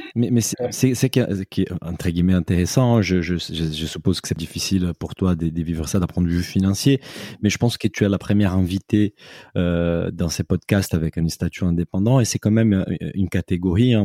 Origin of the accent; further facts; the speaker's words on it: Brazil; moi, en tant que Brésilien